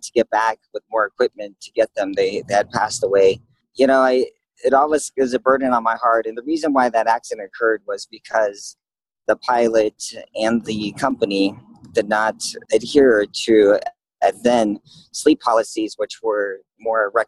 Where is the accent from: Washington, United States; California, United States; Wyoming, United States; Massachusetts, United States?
California, United States; moved away as an adult; now in Phoenix, United States; I grew up in California